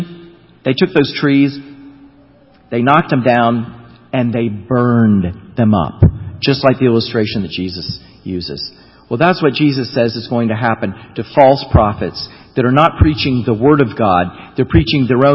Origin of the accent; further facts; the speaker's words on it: Florida, United States; I grew up in Florida.